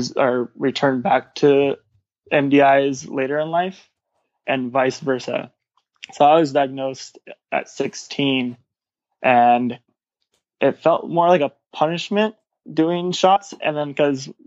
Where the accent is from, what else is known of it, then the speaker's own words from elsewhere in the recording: Orange County, California, United States; my hometown is Orange County in Orange County.